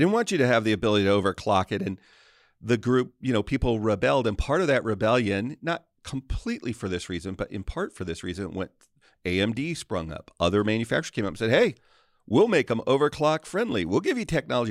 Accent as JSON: {"language": "English", "country": "United States", "said": "I'm an American"}